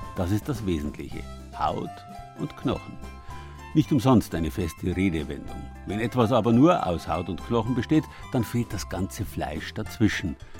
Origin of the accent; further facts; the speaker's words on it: Southern Germany, Germany; bei uns in Süddeutschland